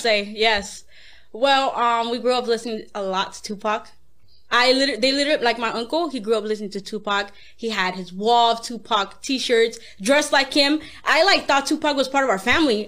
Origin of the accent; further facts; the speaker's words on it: South Gate, California, United States; I grew up in Southgate